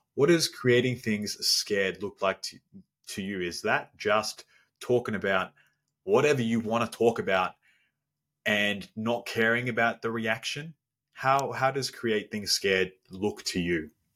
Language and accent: English; Melbourne, Victoria, Australia; I'm from down under around Melbourne in Australia